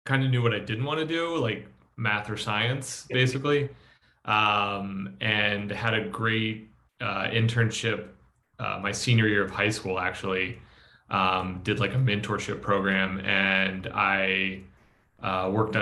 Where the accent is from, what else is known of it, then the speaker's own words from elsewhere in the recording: Virginia, United States; moved away as an adult; I'm from Virginia originally